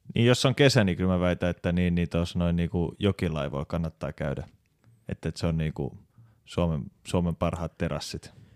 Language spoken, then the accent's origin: Finnish; Helsinki, Uusimaa, Finland; moved away as an adult; now in Turku, Finland; mä oon alun perin Helsingistä. Mä muutin 2012 Turkuun